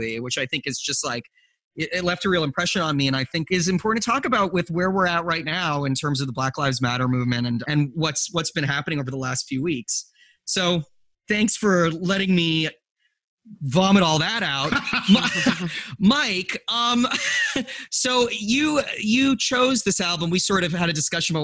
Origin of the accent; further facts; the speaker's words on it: Western Canada, Canada; I was growing up in Western Canada in a really, really white environment